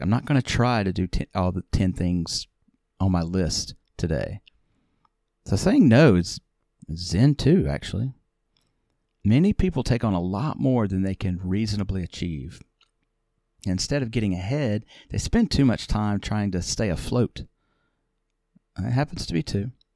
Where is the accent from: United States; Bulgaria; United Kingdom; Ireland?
United States; the South; I'm from the South